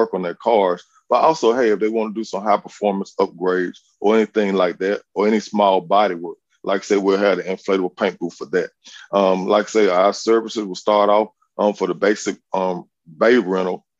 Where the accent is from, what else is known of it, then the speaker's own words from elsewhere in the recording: Montgomery, Alabama, United States; I'm actually from Montgomery. I graduated from Lee High School